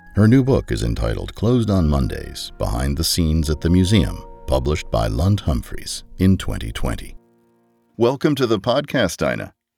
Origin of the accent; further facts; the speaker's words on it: United States; as an American